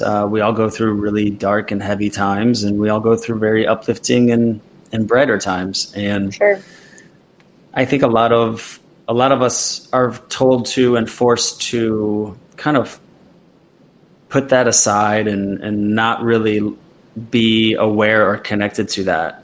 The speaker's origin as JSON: {"language": "English", "region": "Midwest", "country": "United States", "tie": "born or raised there", "said": "I grew up an athlete in the Midwest"}